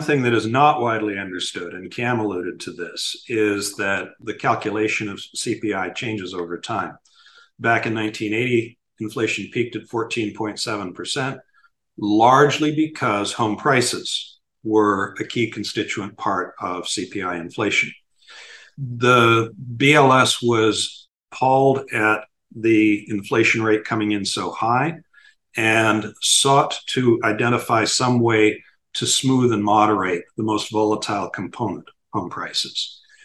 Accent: Miami, Florida, United States; In Miami, my hometown

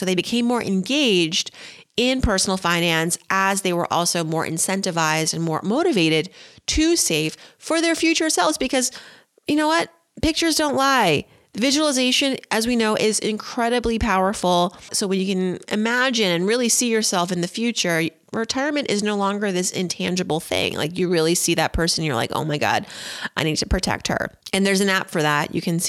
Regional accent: Philadelphia, Pennsylvania, United States; But, you know, I'm partially from Philadelphia, so got to root for the Eagles.

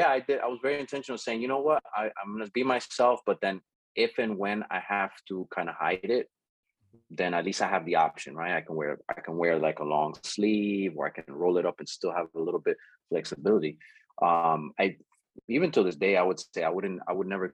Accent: Jersey City, New Jersey, United States; I grew up in Jersey City, Union City area

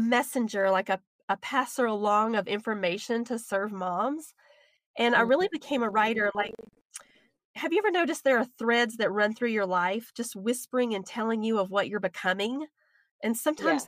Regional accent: the South, United States; accent: southern; my southern accent

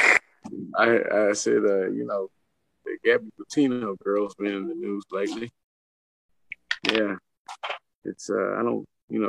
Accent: St. Louis, Missouri, United States; now in Belleville, United States; that's where I stay now, but I'm from St. Louis

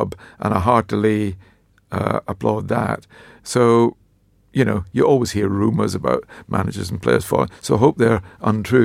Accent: Dundee, Scotland, United Kingdom; Was my hometown. So I grew up in Dundee

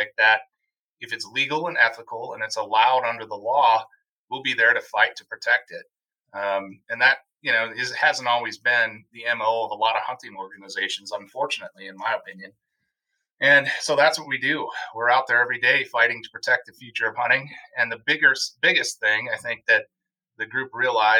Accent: Wisconsin, United States; my home state of Wisconsin

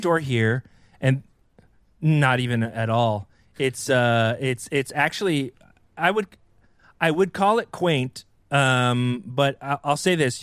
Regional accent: Columbia, North Carolina, United States; moved away; I'm from Columbia, North Carolina

